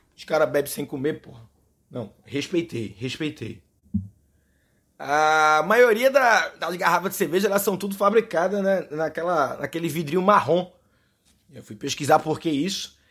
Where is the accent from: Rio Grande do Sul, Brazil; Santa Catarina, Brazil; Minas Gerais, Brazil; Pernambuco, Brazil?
Pernambuco, Brazil; Recife; accent: Recife; eu sou do Recife, eu falo cerveja a gente meio que suprime um pouco o R no Recife. Coisa da gente, nosso sotaque é o nosso charme.